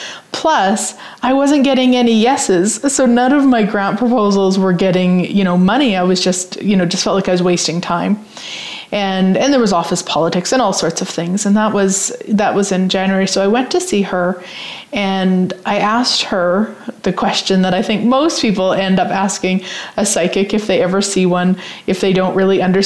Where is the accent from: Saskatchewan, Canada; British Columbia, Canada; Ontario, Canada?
Saskatchewan, Canada; I'm from Saskatchewan